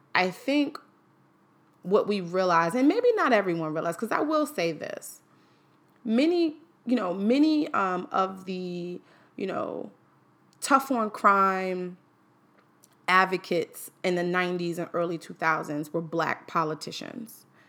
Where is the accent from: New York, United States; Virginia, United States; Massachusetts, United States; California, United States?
New York, United States; New York City; now in Washington, D.C., United States; I'm from Manhattan